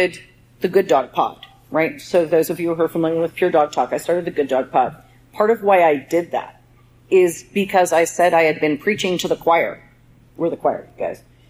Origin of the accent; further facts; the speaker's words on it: Southern Oregon, United States; I grew up in Southern Oregon with legit stock dogs